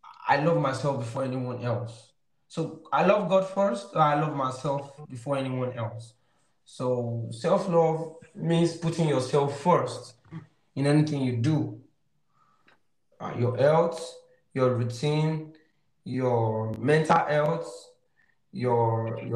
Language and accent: English; Nigeria; I'm from Africa, from Nigeria